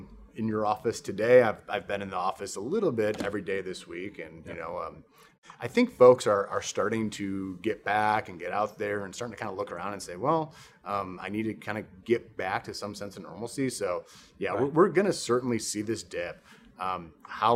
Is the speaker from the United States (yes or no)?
yes; Chicago, Illinois, United States; now in Texas, United States; I'm from Chicago originally